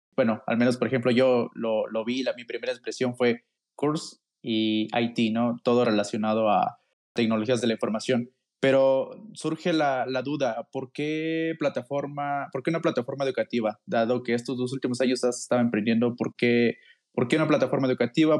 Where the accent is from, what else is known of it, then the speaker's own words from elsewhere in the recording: Mexico; yo soy mexicano